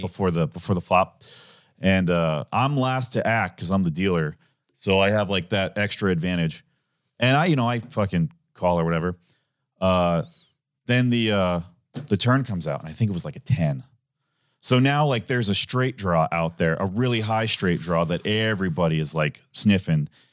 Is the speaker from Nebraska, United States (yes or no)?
yes; Omaha, Nebraska, United States; also born or lived in Lincoln, Nebraska; I grew up in Omaha